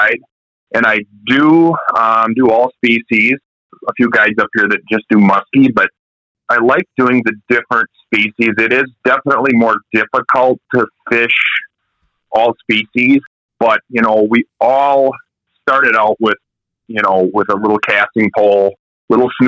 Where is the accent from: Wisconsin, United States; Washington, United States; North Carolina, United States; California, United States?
Wisconsin, United States; La Crosse; I grew up in La Crosse, Wisconsin